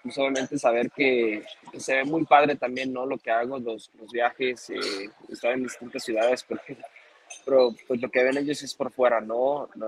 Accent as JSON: {"language": "Spanish", "country": "Mexico", "said": "Me hubiera encantado haber ganado en mi país"}